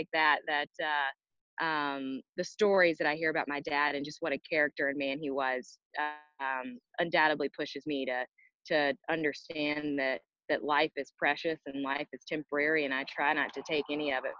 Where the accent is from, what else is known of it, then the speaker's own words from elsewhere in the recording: Greensboro, North Carolina, United States; I was born in Greensboro, North Carolina